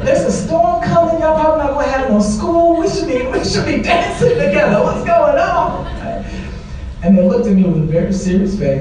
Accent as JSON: {"language": "English", "town": "St. Louis", "region": "Missouri", "country": "United States", "moved": "yes", "said": "I'm from St. Louis, Missouri"}